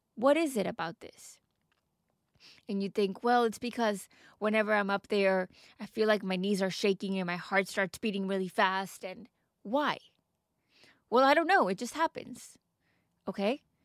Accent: Texas, United States; moved away as an adult; also born or lived in Dubai; now in United Kingdom; I am from Texas and we get beautiful sunny weather year round

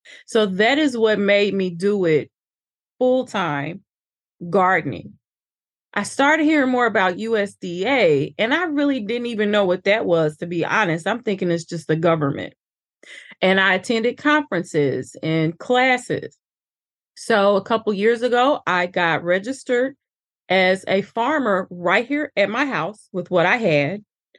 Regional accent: Little Rock, Arkansas, United States; also born or lived in East St. Louis; And I was born in East St. Louis, raised in Little Rock, Arkansas.

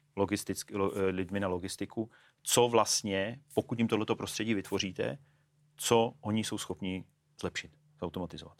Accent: Ostrava, Moravian-Silesian Region, Czechia; also born or lived in Brno; now in Prague, Czech Republic; jsem z Ostravy, studoval jsem v Brně, žiju v Praze

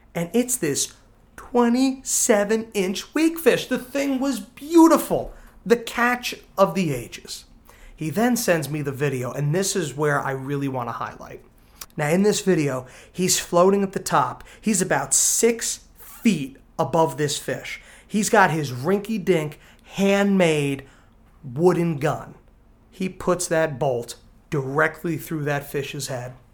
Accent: New Jersey, United States; accent: Danny DeVito kinda sounding; my Danny DeVito kinda sounding accent went over your head, I'm from New Jersey

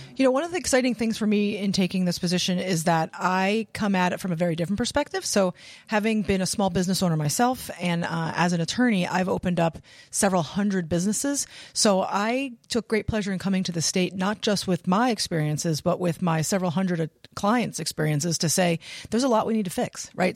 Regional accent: Pennsylvania, United States; moved away as an adult; now in Rhode Island, United States; was born and raised in Pennsylvania

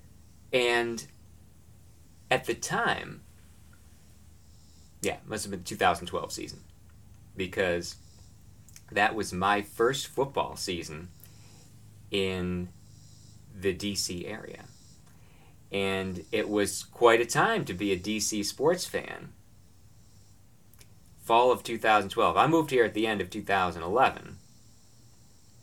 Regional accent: Binghamton, New York, United States; Where I grew up in Binghamton

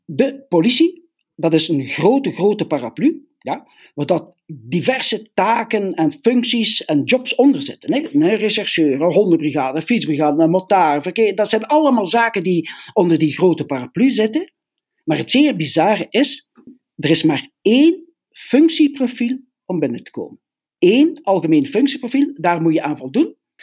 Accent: Belgium; we zijn Belgen

